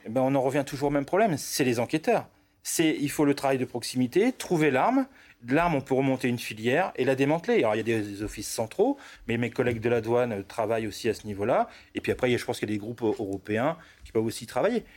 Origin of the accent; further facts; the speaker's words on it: Roubaix, Hauts-de-France, France; Moi, je suis natif du nord de la France